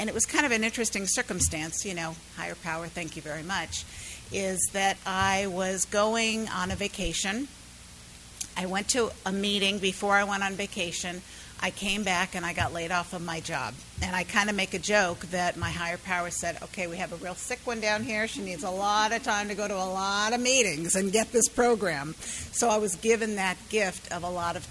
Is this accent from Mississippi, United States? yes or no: no; San Diego, California, United States; moved away as an adult; now in South Florida, United States; I am from South Florida, but I am originally from San Diego